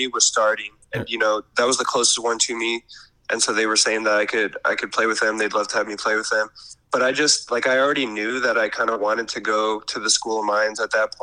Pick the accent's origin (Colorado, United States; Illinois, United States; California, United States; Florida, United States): Colorado, United States; moved away; also born or lived in Canada; most of my memories are from living in Colorado